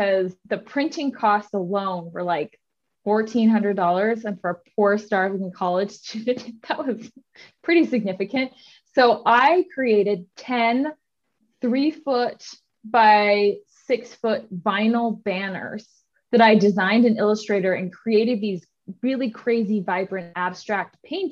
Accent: Utah, United States; I live in Utah, currently born and raised.

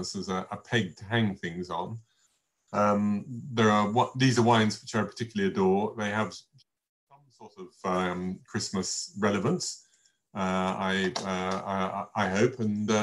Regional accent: England, United Kingdom; myself being English all the way through

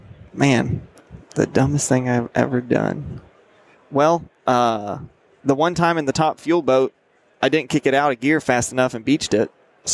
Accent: Georgia, United States; I'm from Georgia

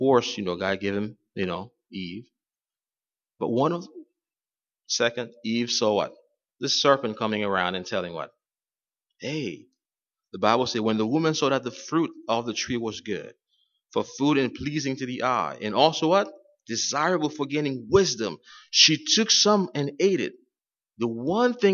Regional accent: Haiti; moved away; I'm from Haiti, and there were times when I was growing up, we had no water in our area

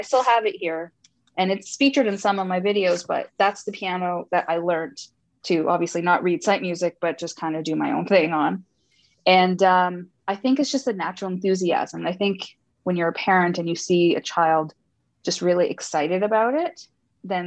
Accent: Montreal, Quebec, Canada; also born or lived in Sri Lanka / Toronto; I was born in Sri Lanka, immigrated to Montreal for a good chunk of my life, then to Toronto

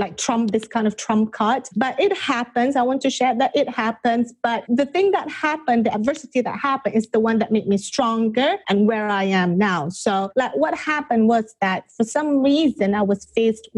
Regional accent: Malaysia; also born or lived in England / India; now in California, United States; I'm originally from Malaysia. So I moved from Malaysia to England

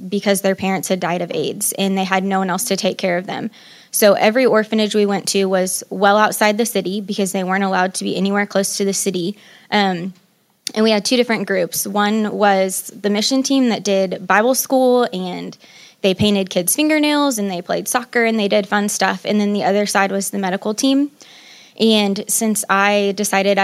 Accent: Columbia, Missouri, United States; I was born and raised in Columbia, Missouri

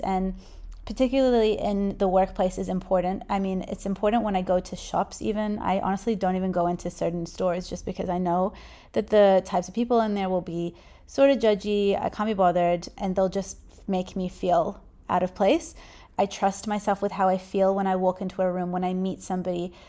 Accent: New Zealand; I was born in New Zealand

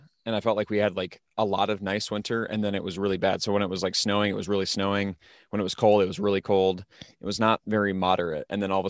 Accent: Iowa, United States; So I'm from South Central Iowa, and I always saw that, you know, we had very different weather than Northern Iowa

